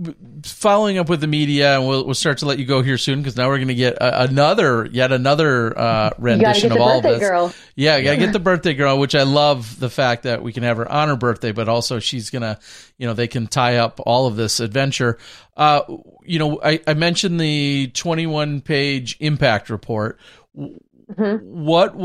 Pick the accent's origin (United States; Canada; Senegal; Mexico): United States; Minnesota; I'm from Minnesota here.